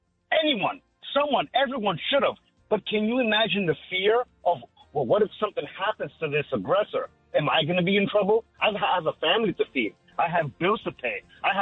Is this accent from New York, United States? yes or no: yes; New York City, New York, United States; now in Long Island, United States; I grew up in Queens most of my life. I live on Long Island now.